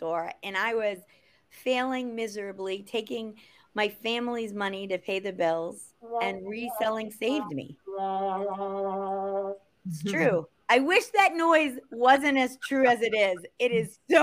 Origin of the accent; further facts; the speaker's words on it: Boston, Massachusetts, United States; I'm from Boston and we drink beer and we carry on and we have fun